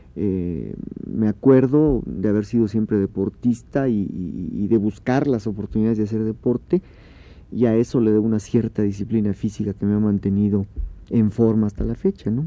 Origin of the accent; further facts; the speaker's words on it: Oaxaca, Mexico; Yo crecí en Oaxaca